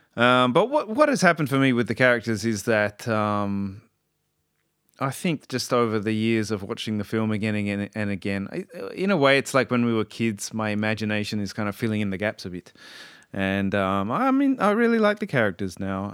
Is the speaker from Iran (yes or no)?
no; Australia; I'm Australian